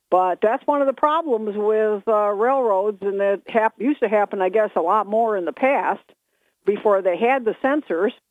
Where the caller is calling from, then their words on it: Binghamton, New York, United States; from Bingo.